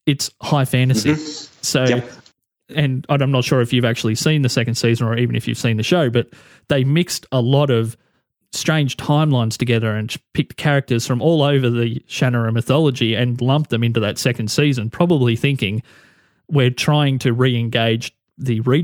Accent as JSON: {"language": "English", "country": "Australia", "said": "I can speak as an Australian"}